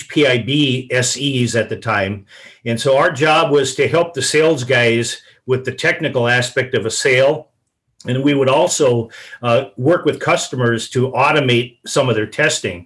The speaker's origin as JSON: {"language": "English", "town": "Willmar", "region": "Minnesota", "country": "United States", "tie": "born or raised there", "also_born_or_lived": "Shoreview, Minnesota", "moved": "as an adult", "lives_now": "East Bethel, United States", "said": "living in Wilmer at the time, my hometown"}